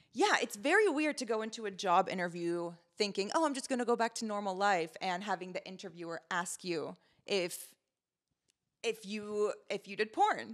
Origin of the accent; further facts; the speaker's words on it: United States; also born or lived in Lebanon; I moved to America in 2001 from Lebanon and I grew up as one of the very few brown people in Montgomery County